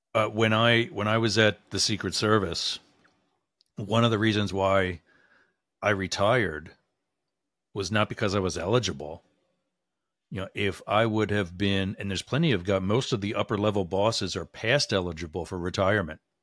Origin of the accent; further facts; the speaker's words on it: Boyertown, Pennsylvania, United States; my hometown